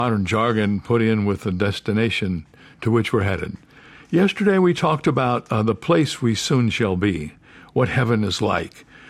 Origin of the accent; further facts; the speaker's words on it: Toledo, Ohio, United States; now in San Diego, United States; I was born in Toledo, Ohio. And I live in San Diego, California